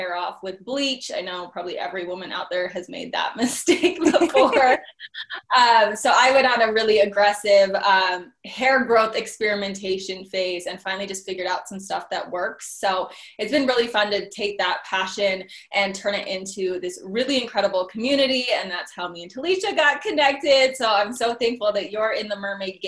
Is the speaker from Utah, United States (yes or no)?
yes; Utah, United States; also born or lived in California; I'm from Utah.